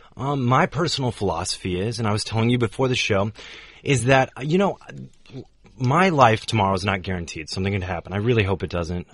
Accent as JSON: {"language": "English", "country": "United States", "said": "so Americans"}